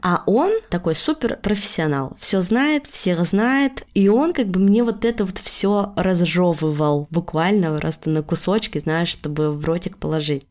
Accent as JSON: {"language": "Russian", "town": "Yekaterinburg", "region": "Sverdlovsk Oblast", "country": "Russia", "tie": "born or raised there", "moved": "as an adult", "lives_now": "Tbilisi, Georgia", "said": "Когда я заканчивала школу, я из Екатеринбурга хотела уезжать в Петербург"}